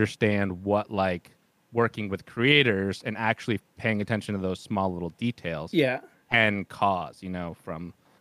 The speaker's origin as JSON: {"language": "English", "region": "Vermont", "country": "United States", "said": "I'm from Vermont, the northwest or northeast United States"}